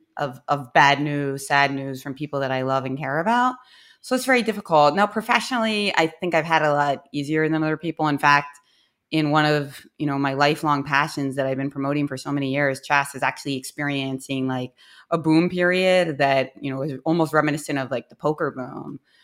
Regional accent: Philadelphia, Pennsylvania, United States; I was born in Philadelphia

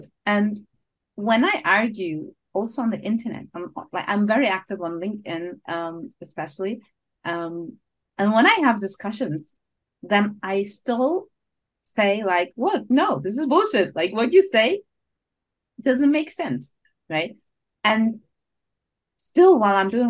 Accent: Berlin, Germany; moved away as an adult; now in Switzerland; I'm from Berlin originally. So I live in Switzerland, but I'm originally from Berlin.

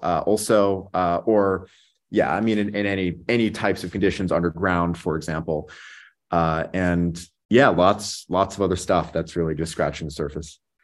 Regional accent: Las Vegas, Nevada, United States; I grew up in Vegas. It's actually where I'm calling in from today

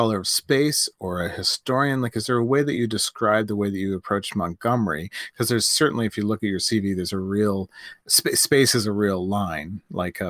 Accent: New Glasgow, Prince Edward Island, Canada; I grew up in New Glasgow, Prince Edward Island

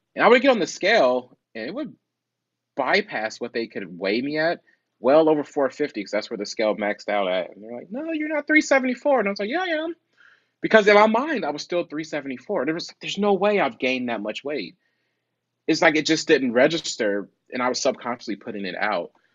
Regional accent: Midwest, United States; I'm from the Midwest, so we call it pop.

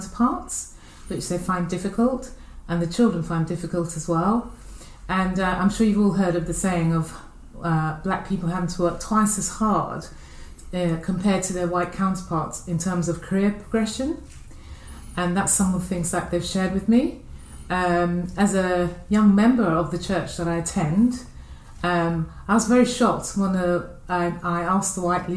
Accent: London, United Kingdom; I was born here in Paddington, London, and both my parents are from Dominica, and basically I've spent all of my life here in London

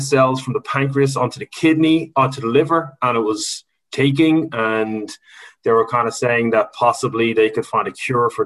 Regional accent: Ireland; we're Irish

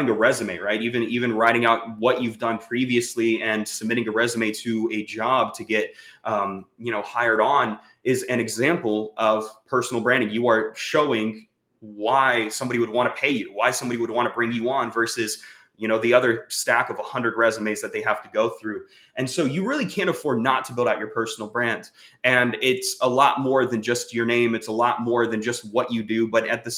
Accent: Jacksonville, Florida, United States; moved away; also born or lived in Bakersfield, California; I'm from Jacksonville, Florida

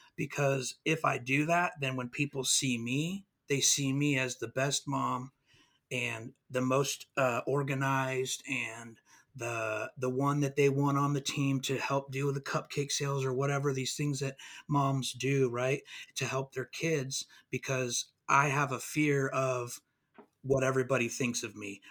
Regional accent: California, United States; now in Mississippi, United States; I'm from California. We moved out here

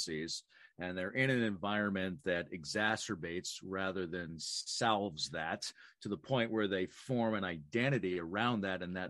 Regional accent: British Columbia, Canada; I grew up on the West Coast in BC

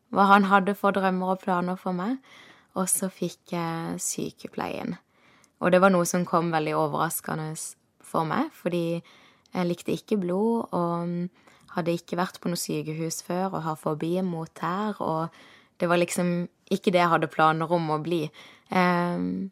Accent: Kristiansand, Agder, Norway; moved away as an adult; hadde jeg nesten ikke vært hjemme i Kristiansand

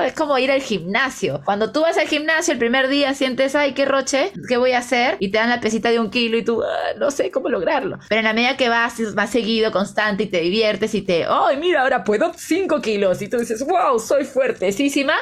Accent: Peru; now in Mexico; yo no soy de la sierra, pero sí le tengo mucho amor a mi patria. Y es más, soy la peruana que no parece peruana

